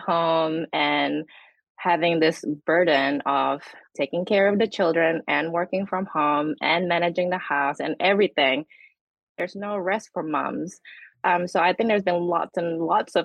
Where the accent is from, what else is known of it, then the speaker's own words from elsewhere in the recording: Indonesia; now in New Zealand; I'm from Indonesia, and my grandmother still live in a multi-generational four-story house